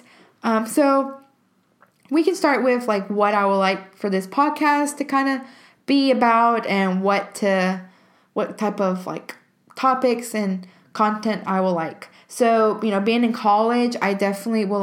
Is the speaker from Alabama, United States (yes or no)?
yes; Alabama, United States; I am from Alabama and I am a student at the University of Alabama